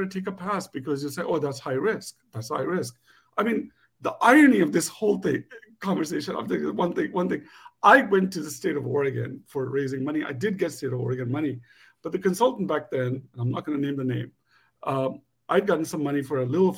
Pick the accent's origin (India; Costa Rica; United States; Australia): India; And as an Indian entrepreneur, South Asian entrepreneur back in the day